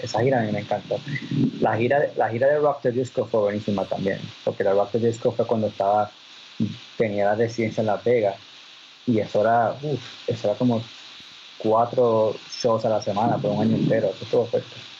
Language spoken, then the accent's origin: Spanish; Puerto Rico; moved away